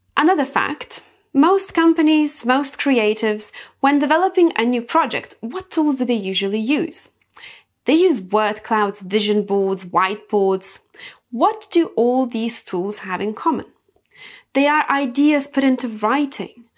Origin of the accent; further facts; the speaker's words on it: Lithuania; I come from Lithuania, and in Lithuania, we are very closely connected to nature. So I've been cultured that way my whole life.